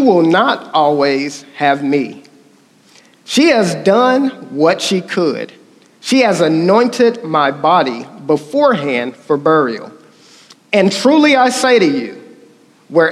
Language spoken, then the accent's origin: English; Oklahoma, United States; accent: country; I'm from Oklahoma